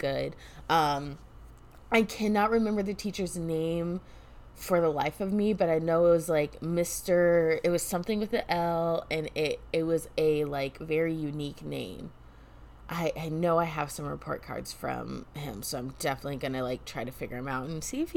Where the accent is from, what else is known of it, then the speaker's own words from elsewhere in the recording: Illinois, United States; also born or lived in Alaska; Fifth grade, that is when I moved from Alaska to Illinois